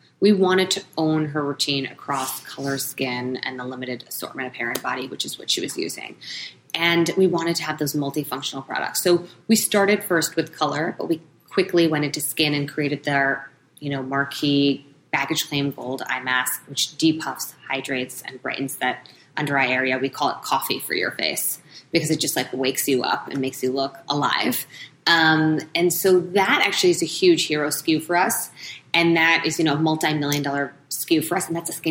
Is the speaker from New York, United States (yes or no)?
yes; New York, United States; being a New Yorker